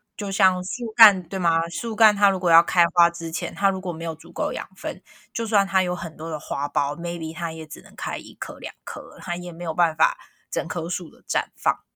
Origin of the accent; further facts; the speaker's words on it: Taiwan; 我们台湾人，就是华人